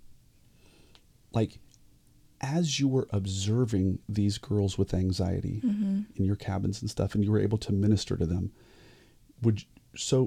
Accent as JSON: {"language": "English", "country": "United States", "said": "we as American Christians"}